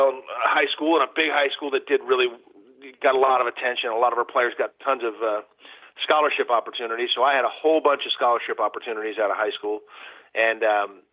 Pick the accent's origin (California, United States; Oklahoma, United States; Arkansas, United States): California, United States; Malibu; also born or lived in Detroit, Michigan / Hollywood, California; I was growing up in Malibu, California, and I didn't know that was any different than any other place